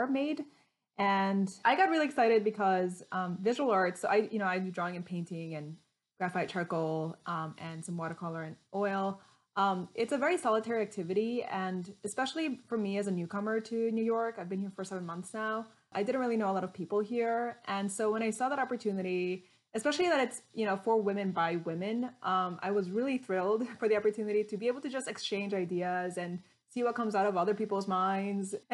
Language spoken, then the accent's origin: English; Paraguay; now in Chicago, United States; I was actually born and raised in Paraguay and have lived in Chicago for 18 years